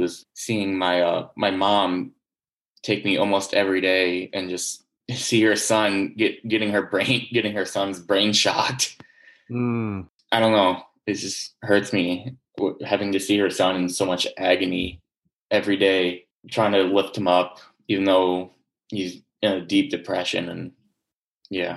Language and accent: English; Ann Arbor, Michigan, United States; I'm from Ann Arbor, Michigan.